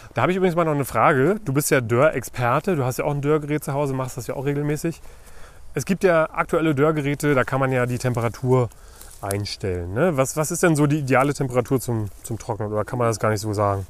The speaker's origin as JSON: {"language": "German", "region": "Brandenburg", "country": "Germany", "said": "hier bei uns in Brandenburg"}